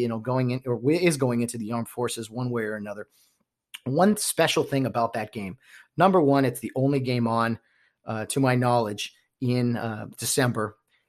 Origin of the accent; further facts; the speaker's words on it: Los Angeles County, California, United States; I grew up in Los Angeles County. I've never been a LA city guy